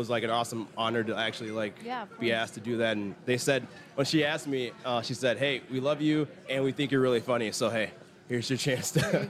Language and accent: English; Minnesota, United States; also born or lived in Illinois; I grew up in Minnesota. I lived in Illinois for a little bit. I joined the military when I was 20.